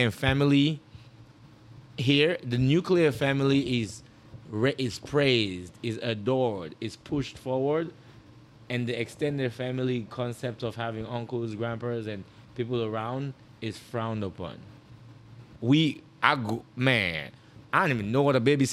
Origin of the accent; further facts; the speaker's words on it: United States; I'm from the States.